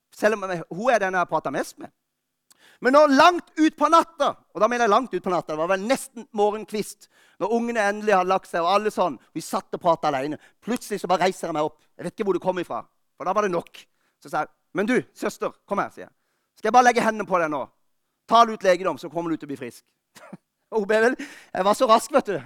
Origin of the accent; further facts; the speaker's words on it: Lista, Agder, Norway; moved away; Jeg var hjemme på Lista i jula